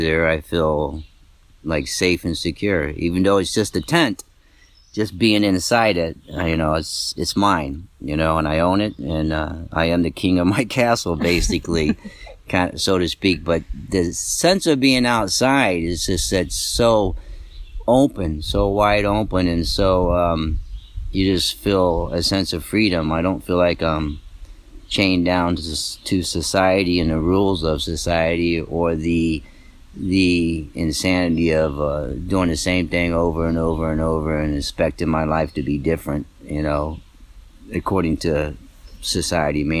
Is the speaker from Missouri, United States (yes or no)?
no; Cuyahoga Falls, Ohio, United States; I'm from Cuyahoga Falls, Ohio.